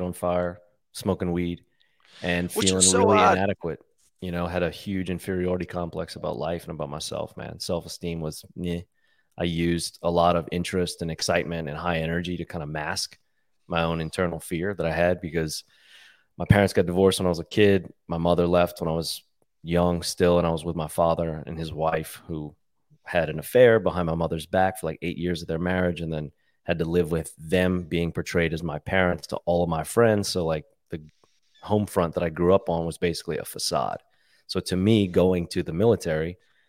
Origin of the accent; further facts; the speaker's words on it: New Orleans, Louisiana, United States; I'm from New Orleans